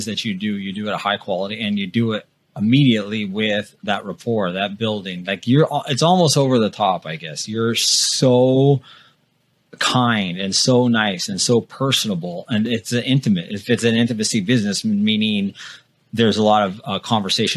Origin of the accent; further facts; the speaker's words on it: Midwest, United States; also born or lived in North Dakota; I went to college in the Midwest, and I'm from the Midwest